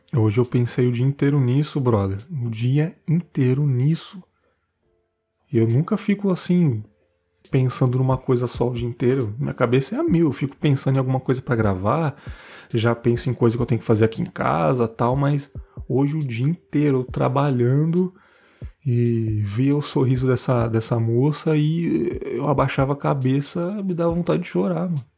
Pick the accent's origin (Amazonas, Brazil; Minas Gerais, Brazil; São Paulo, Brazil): São Paulo, Brazil; na minha quebrada lá lá da ZL